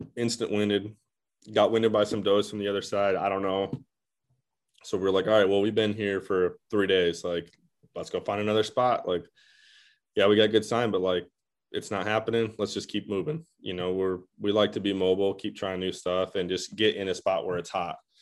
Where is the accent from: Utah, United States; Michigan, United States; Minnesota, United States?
Michigan, United States; I'm also from Michigan.